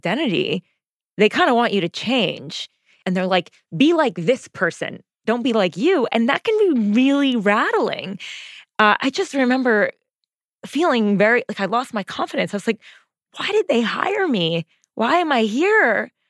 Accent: New Jersey, United States; accent: Jersey; I sound like I'm from Jersey

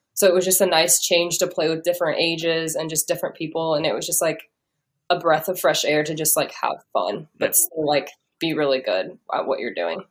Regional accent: Omaha, Nebraska, United States; I'm from Omaha

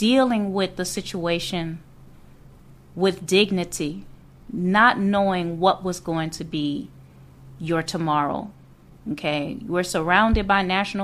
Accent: New Orleans, Louisiana, United States; moved away as an adult; I was born and raised in Louisiana, in New Orleans.

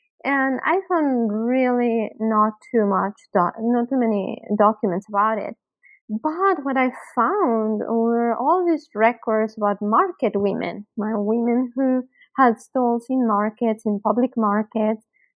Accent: Mexico; moved away as an adult; also born or lived in Canada; now in Denton, United States; Certainly. I was born and raised in Mexico, and then after my BA, I moved to Canada to do my MA

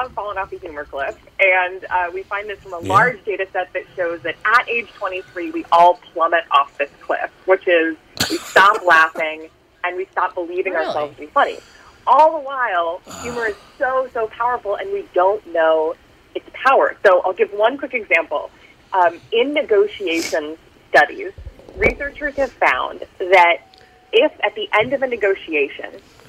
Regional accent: Minnesota, United States; I am from Minnesota, 60% of your audience, I think, is as well.

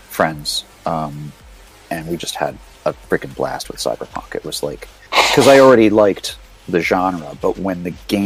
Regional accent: New York City, New York, United States; moved away as an adult; now in San Francisco, United States; I grew up in New York City. I lived there until I was, about 23, 24.

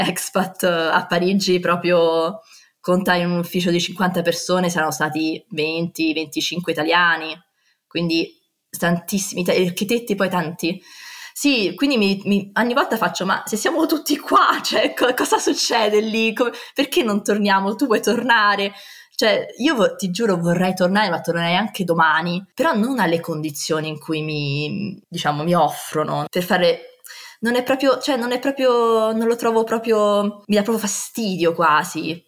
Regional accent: Rome, Lazio, Italy; moved away as an adult; now in Rotterdam, Netherlands; sono nata e cresciuta a Roma

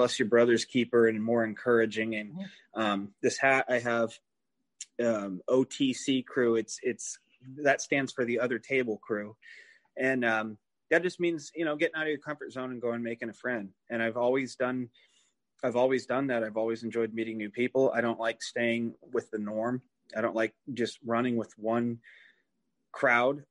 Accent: southeast Iowa, United States; moved away; I came from Iowa. I started out in the southeast corner of Iowa.

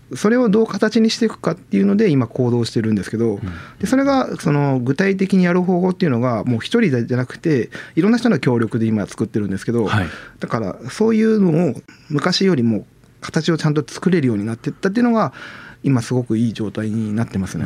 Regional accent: Chigasaki, Kanagawa, Japan; moved away; 昔あの神奈川県に住んでて茅ヶ崎出身

